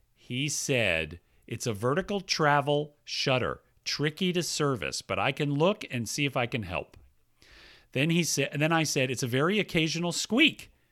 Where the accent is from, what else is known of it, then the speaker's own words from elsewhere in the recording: Atlanta, Georgia, United States; moved away; I grew up in Atlanta, Georgia